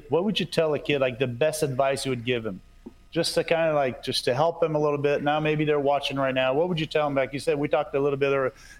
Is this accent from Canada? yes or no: yes; Canada; first language French; English is a second language; being French Canadian